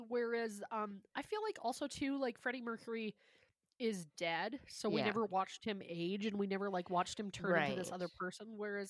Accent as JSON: {"language": "English", "town": "Calgary", "region": "Alberta", "country": "Canada", "said": "we're from Calgary"}